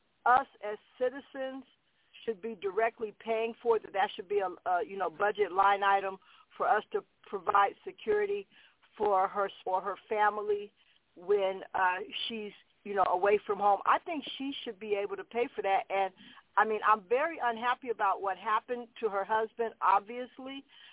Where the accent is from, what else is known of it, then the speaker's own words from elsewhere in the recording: San Francisco, California, United States; I grew up in San Francisco